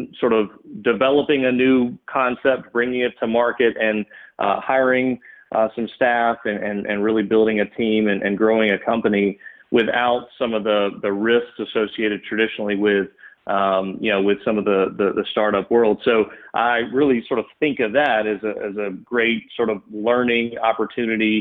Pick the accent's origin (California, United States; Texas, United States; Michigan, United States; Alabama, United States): Alabama, United States; Birmingham; also born or lived in Tuscaloosa; grew up in Birmingham, great family